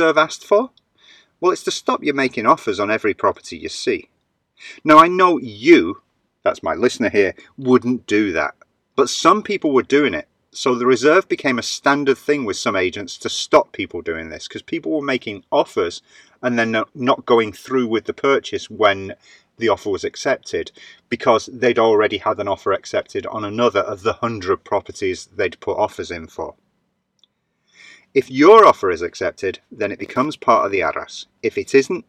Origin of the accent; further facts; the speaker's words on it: United Kingdom; now in Valencia, Spain; being British